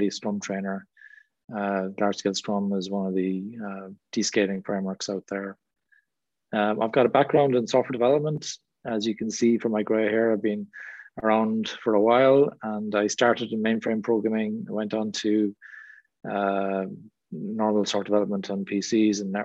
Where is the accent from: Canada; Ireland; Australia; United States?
Ireland; accent: Irish; now in England; As you can probably tell from my accent, I'm from Ireland. I live in England.